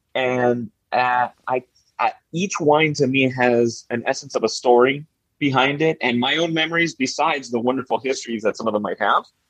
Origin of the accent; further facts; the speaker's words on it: Miami, Florida, United States; born and raised in Miami, Florida